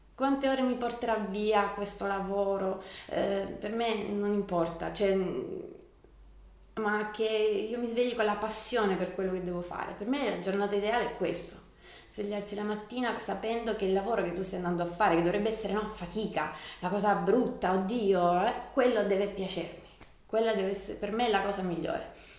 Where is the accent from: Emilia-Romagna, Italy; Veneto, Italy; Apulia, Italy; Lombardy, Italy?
Apulia, Italy; Copertino; moved away as an adult; also born or lived in Milan; sono di Copertino, mm, mamma di Lecce e papà di Copertino. Sono tornata nel mio paese da un paio d'anni, dopo essere stata a Milano per 12 anni